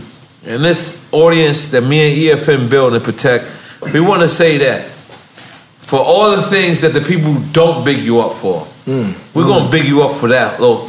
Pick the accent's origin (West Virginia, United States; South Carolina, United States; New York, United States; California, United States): New York, United States; New York City; I'm not from Queensbridge at all, from Left Rack motherfucking city, which is 20 fucking minutes away.